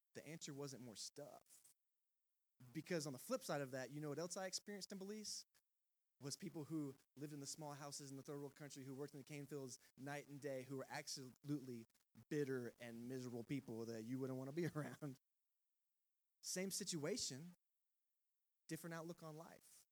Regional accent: Texas, United States; moved away as an adult; also born or lived in Georgia; I'm from Texas

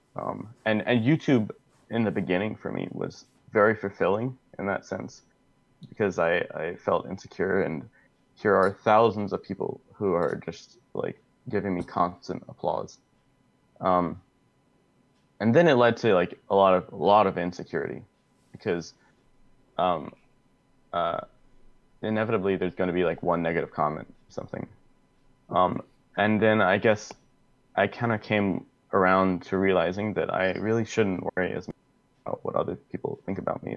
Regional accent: Columbia, South Carolina, United States; I'm from Columbia, South Carolina

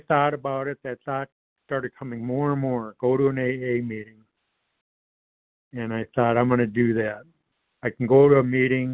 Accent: Detroit, Michigan, United States; I grew up in the Metro Detroit area

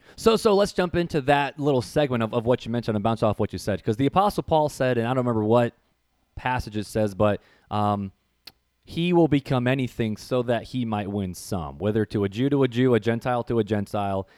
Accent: Northwest Indiana, United States; growing up in Northwest Indiana, um, there was a church

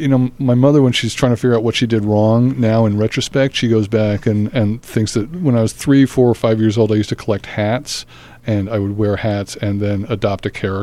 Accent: Australia; also born or lived in Newark; now in United States; Well, I was born in Newark, but I only had a chance to spend 6 months there in those formative years, and then went to college back east. I grew up in Australia, though, which was, my parents moved there when I was about eight.

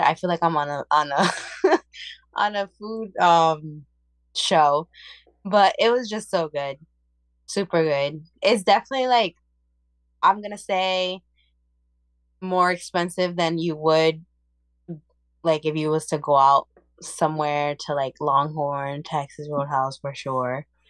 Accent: Puerto Rico; moved away; I'm Puerto Rican and I was born in Puerto Rico

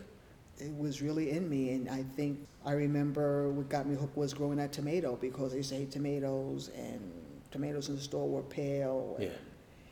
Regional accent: New York City, New York, United States; also born or lived in Harlem, New York City / Bronx, New York City; I've lived in New York City all my life. I grew up in the Lower East Side in the projects, Jacob Riis houses

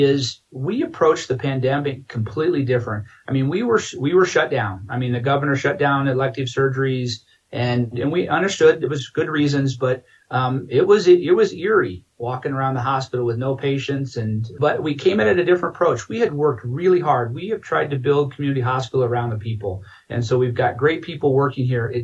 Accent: Iowa, United States; moved away as an adult; now in Grand Junction, United States; It was great growing up in Iowa

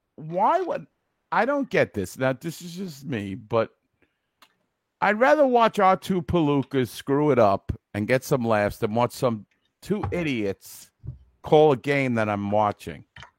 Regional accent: Brooklyn, New York, United States; Let me tell you, I'm from Brooklyn. Nobody calls me a fagoozy.

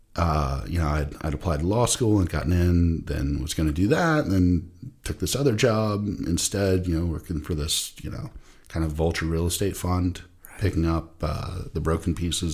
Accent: Jacksonville, Florida, United States; You know, long story short, I grew up in Jacksonville, Florida, went to school at Florida State

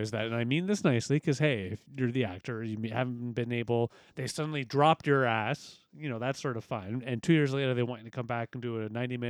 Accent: Stratford, Ontario, Canada; now in London, Canada; I say I'm a Stratfordian

